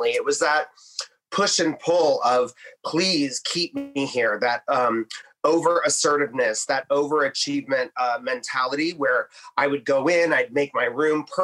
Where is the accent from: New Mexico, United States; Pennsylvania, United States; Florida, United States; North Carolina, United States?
New Mexico, United States; born there; now in Detroit, United States; originally from, I was born in New Mexico. Uh, my mother left New Mexico, went to Colorado, and then I think Ohio was next because I have a great aunt that lives there.